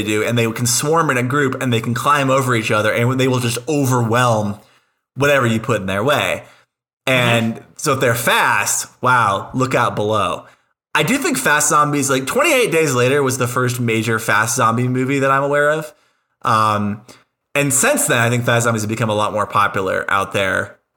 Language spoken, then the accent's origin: English; United States; as an American